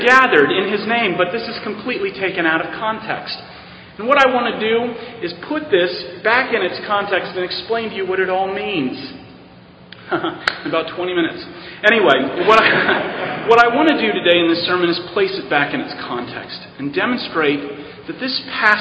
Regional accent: Arizona, United States; moved away as an adult; also born or lived in Navajo Nation, Arizona / Yuma, Arizona; now in New York City, United States; I come from originally from Arizona and the Navajo Indian Reservation. That's where I lived for 8 years

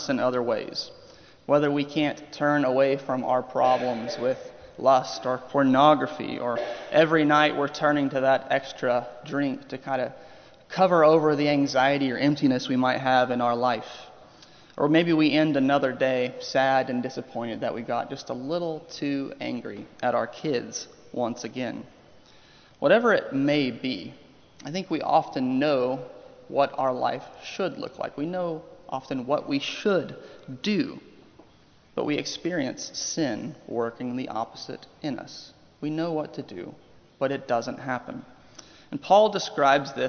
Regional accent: Oklahoma, United States; moved away; also born or lived in Ohio; I am from Oklahoma. I am a lifelong OU Sooners fan

